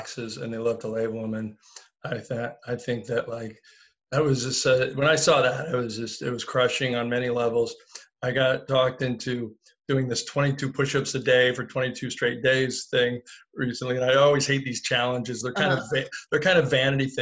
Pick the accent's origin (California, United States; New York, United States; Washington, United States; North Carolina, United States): California, United States; Sacramento; moved away; I was a hayseed from Sacramento.